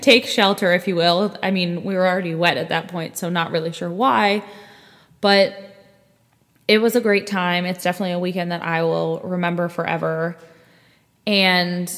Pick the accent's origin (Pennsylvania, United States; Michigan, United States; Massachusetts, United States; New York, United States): Pennsylvania, United States; moved away as an adult; also born or lived in Raleigh, North Carolina; I am currently living back in my hometown, and I am staying at my mom's house